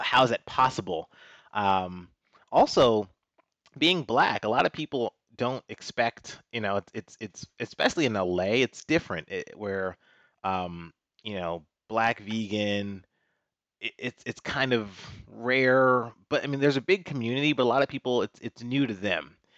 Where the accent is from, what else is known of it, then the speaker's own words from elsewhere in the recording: Washington, District of Columbia, United States; moved away as an adult; also born or lived in North Carolina / New York; I grew up in Washington, D C.